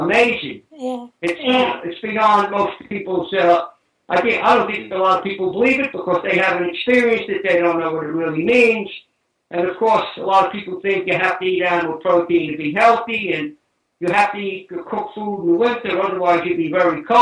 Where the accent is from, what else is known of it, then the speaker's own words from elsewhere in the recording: New York City, New York, United States; We were Italian immigrants, and we moved from New York City out into Staten Island